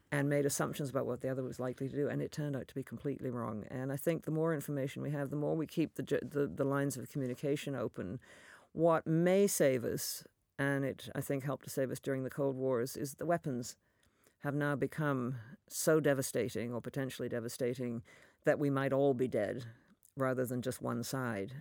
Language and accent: English; Canada; a Canadian